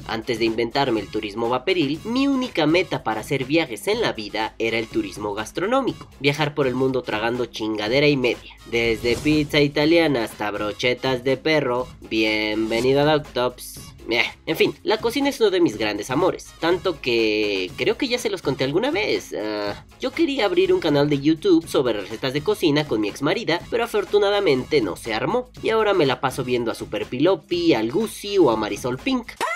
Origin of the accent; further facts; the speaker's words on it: Mexico; aquí en mi país, en México